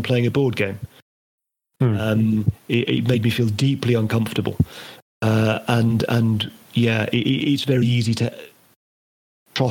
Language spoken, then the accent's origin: English; Northern Ireland, United Kingdom; I grew up in Northern Ireland